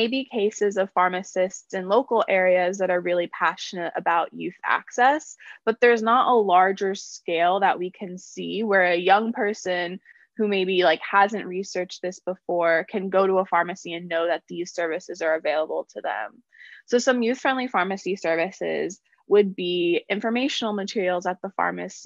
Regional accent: Concord, North Carolina, United States; I grew up in Concord, North Carolina

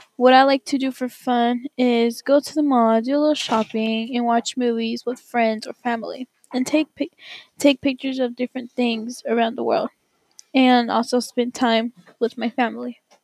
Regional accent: Mexico; English is a second language; moved away; I was born in Mexico.

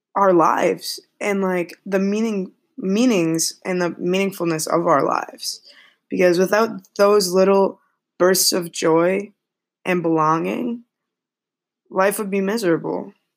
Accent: Massachusetts, United States; moved away as an adult; now in New York City, United States; I'm from Massachusetts and I am going to school in New York City.

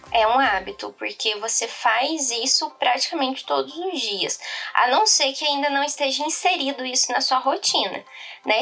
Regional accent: Poços de Caldas, Minas Gerais, Brazil; sou de Poços de Caldas, aqui em Minas, sou mineirinha

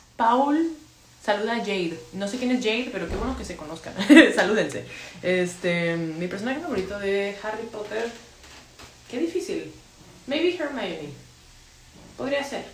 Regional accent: Monterrey, Nuevo León, Mexico; also born or lived in Mexico City; soy de Monterrey, estoy en Monterrey

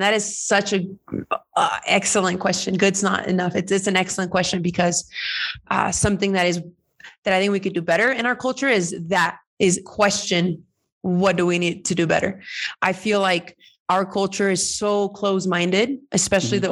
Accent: California, United States; moved away as an adult; now in Mexico; I'm Mexican American. I am. Um, I'm just so many things thanks to my parents migrating to to California and me being born there.

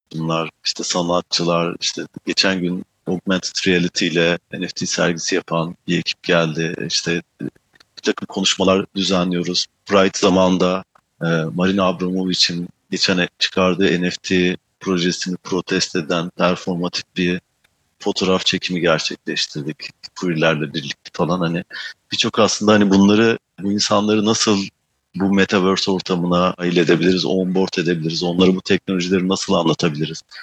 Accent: Manisa, Turkey; moved away as an adult; also born or lived in Istanbul; now in Amsterdam, Netherlands; doğup büyüdüğüm yer Manisa.

